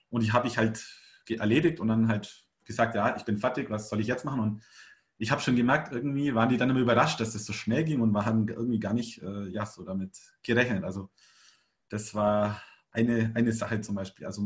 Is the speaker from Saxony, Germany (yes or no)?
no; Augsburg, Bavaria, Germany; Augsburg ist ungefähr, also meine Heimatstadt, die ist ungefähr so groß wie Rennes.